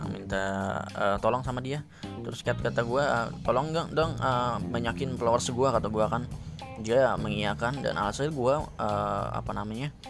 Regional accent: Central Kalimantan, Indonesia; kenal kan gue perantauan gitu kan dari Kalimantan

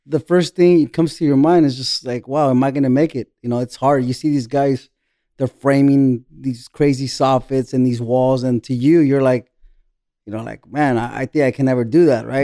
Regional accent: Buena Park, California, United States; moved away as an adult; now in Tijuana, Mexico; I grew up in Orange County, Buena Park

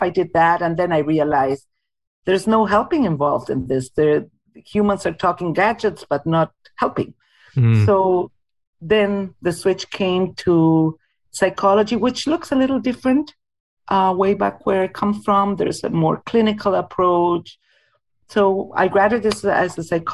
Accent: Argentina; moved away as an adult; now in Winnipeg, Canada; I was born in Argentina and came to Winnipeg not quite 20 years ago, in 2003

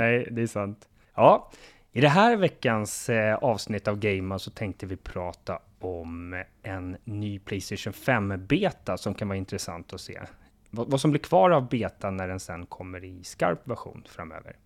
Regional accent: Sweden; som varken du eller jag som svenskar har

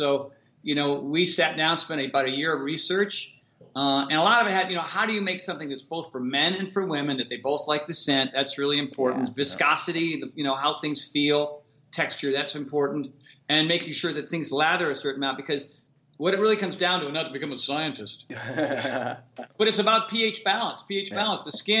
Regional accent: Connecticut, United States; now in California, United States; So when I moved out to California from Connecticut, the sun's out here, 325 days out of the year.

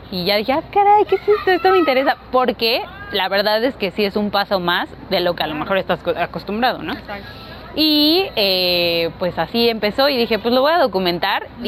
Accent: Mexico City, Mexico

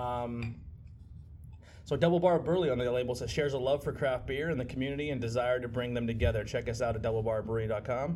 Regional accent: Pottsville, Pennsylvania, United States; hometown crowd, we're from Pottsville

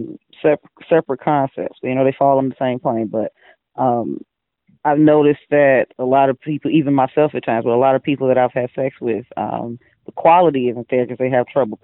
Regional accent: Gary, Indiana, United States; I'm from Indiana, Gary particularly.

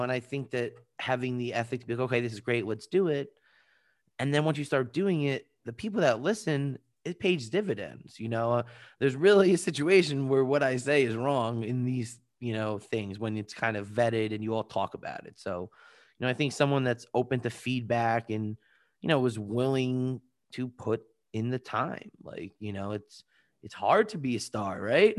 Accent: Long Island, New York, United States; also born or lived in Washington, D.C.; I'm originally from Long Island, New York

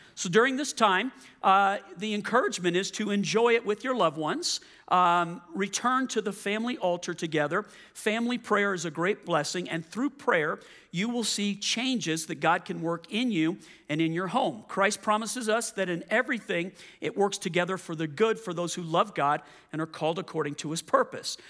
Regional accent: Louisiana, United States; moved away; also born or lived in Colorado; I'm from Louisiana, so I was used to the culture

